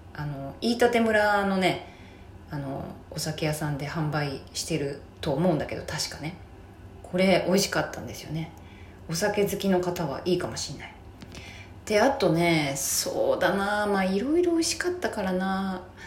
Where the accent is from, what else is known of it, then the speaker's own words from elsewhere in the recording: Kobe, Hyogo, Japan; 自分が出身地